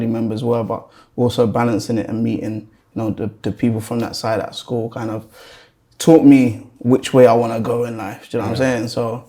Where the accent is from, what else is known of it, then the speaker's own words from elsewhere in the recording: London, United Kingdom; the start for me starts in North London. That's where I was born and raised. Like Highgate, Archway sides, for anyone that knows North London. Pretty decent area. Like, my upbringing was cool.